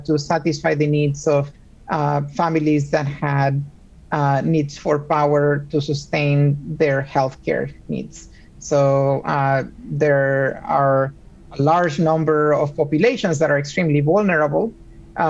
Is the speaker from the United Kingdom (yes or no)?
no; Puerto Rico; moved away as an adult; also born or lived in Argentina; now in Seattle, United States; I also was raised in Puerto Rico. I was born in Argentina, but I lived most of my life growing up in Puerto Rico.